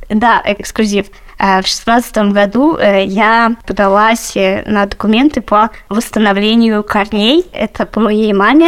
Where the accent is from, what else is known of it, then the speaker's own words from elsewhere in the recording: Melitopol, Zaporizhzhia Oblast, Ukraine; moved away as an adult; also born or lived in Lipetsk, Russia / Moscow, Russia; now in Berlin, Germany; я э, родом из Украины и переехала в Россию, когда мне было 23